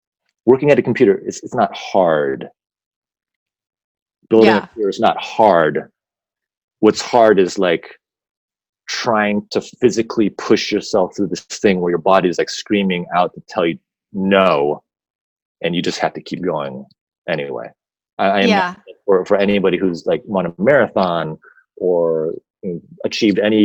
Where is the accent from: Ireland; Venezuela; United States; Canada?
United States; as an American, I'm saying as American